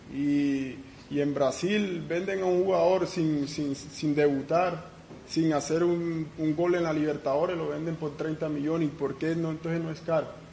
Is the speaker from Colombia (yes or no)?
yes; Colombia; nosotros como, como colombianos